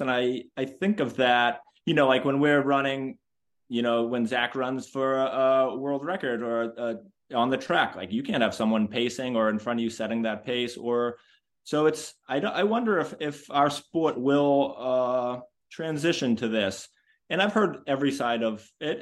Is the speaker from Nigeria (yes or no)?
no; Boston, Massachusetts, United States; I am from Boston